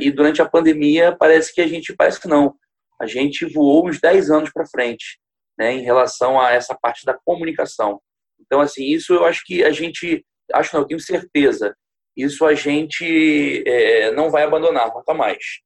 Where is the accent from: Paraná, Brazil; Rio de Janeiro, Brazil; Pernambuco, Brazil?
Rio de Janeiro, Brazil; Niterói; eu sou niteroiense, eu vivo em Niterói